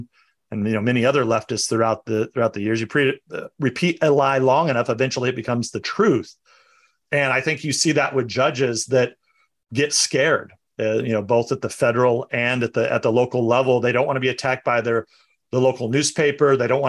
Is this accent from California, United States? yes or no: yes; California, United States; I'm California, my home state